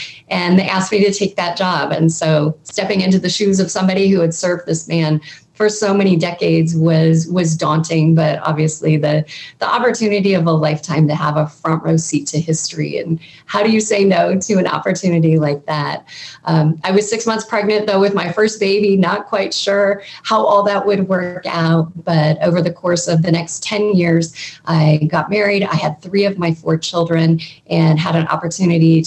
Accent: Southern California, United States; I grew up in Southern California

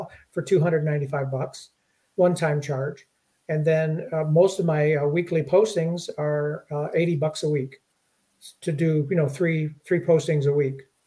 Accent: Detroit, Michigan, United States; I grew up in Detroit

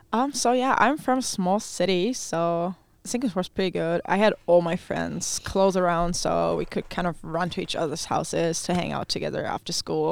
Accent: Neuwied, Rhineland-Palatinate, Germany; first language German; English is a second language; moved away as an adult; also born or lived in Iowa, United States; My hometown is called Neuwied

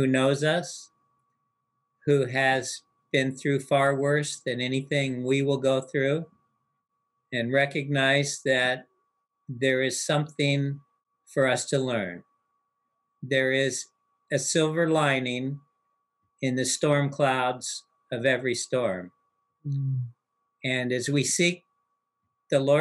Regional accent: United States; the life that I had known up to that point in the United States as an American youth

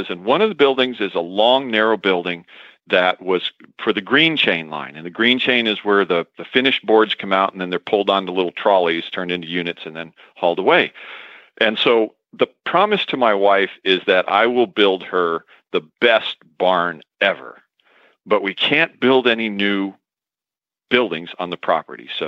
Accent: White City, Oregon, United States; from White City, Oregon, and you are listening to a special Horse Husbands Only edition of Horses in the Morning on the Horse Radio Network

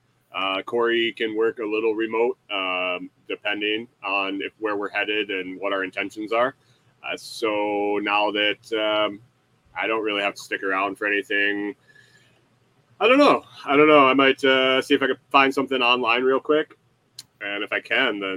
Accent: Western New York, United States; now in Minnesota, United States; I grew up in Western New York where it was pretty hilly, like Finger Lakes

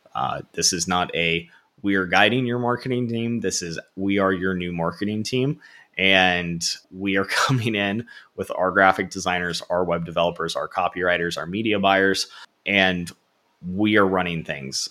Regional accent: Florida, United States; born and raised in Florida, went to Florida State for college

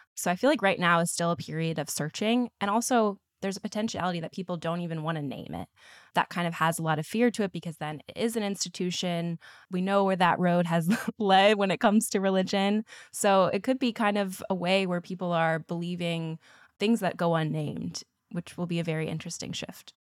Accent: Midwest, United States; I'm from the Midwest, so good old Bible Belt. And definitely that was how a lot of my childhood and education was framed

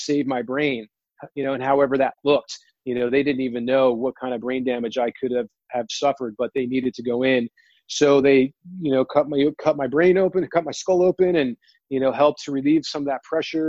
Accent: New Jersey, United States; I grew up in Jersey

